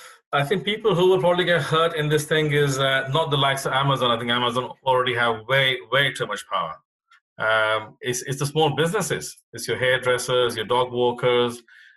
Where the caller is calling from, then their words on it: Epsom, South East England, United Kingdom; I am dialing in from Epsom, Surrey in the UK, just outside of London.